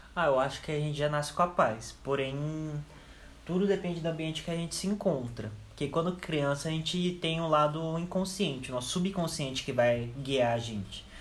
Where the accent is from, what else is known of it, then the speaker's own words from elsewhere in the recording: Campinas, São Paulo, Brazil; tenho 18 anos, sou de Campinas também